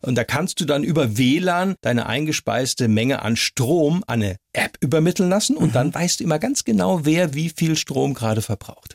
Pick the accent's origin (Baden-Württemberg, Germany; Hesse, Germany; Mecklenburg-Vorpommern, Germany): Baden-Württemberg, Germany; Heidelberg; in Heidelberg zum Beispiel, Baden-Württemberg, meiner Heimatstadt